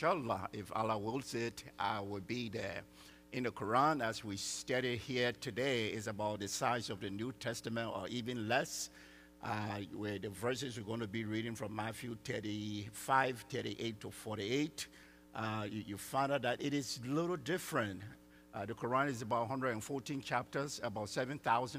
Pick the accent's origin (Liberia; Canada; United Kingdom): Liberia; now in Texas, United States; I'm from Liberia, West Africa